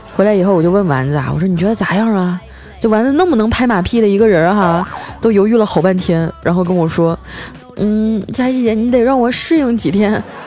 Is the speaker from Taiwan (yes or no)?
no; Northeast China, China; 我是东北人儿